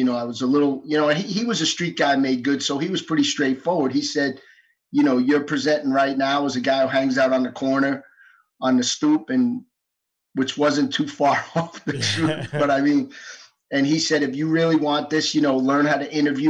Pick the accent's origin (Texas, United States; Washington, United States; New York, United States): New York, United States; New York City; also born or lived in Valdosta, Georgia; I was born and raised in New York City. Grew up in Manhattan, rode the subway to school every day. I mean, didn't own a car till I was 24. Yeah, I mean, I grew up in as urban an urban environment as you can get.